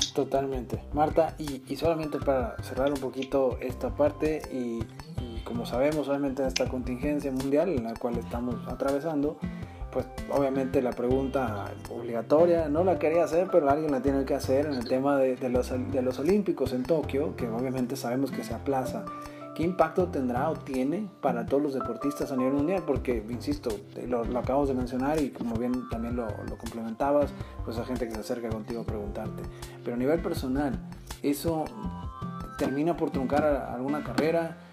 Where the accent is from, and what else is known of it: Mexico